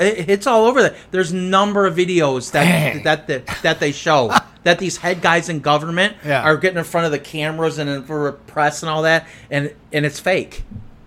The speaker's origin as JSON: {"language": "English", "country": "United States", "said": "I am an American"}